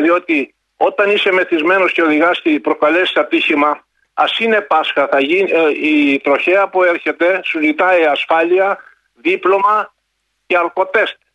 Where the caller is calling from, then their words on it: Epirus, Greece; Είμαι από τα Τζουμέρκα σήμερα. Σα χαιρετώ από τα